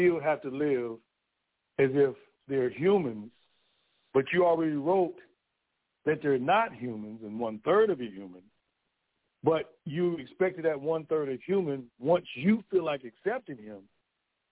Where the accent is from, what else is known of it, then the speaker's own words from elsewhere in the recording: Gary, Indiana, United States; I come from a city where they say you ain't supposed to make